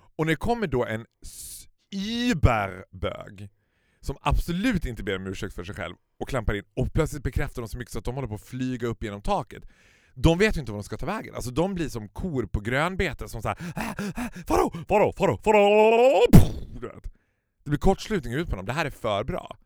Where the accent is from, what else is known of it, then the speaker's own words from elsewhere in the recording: Stockholm, Stockholm County, Sweden; som stockholmare så har du alltid liksom den stockholmsglasögonen på dig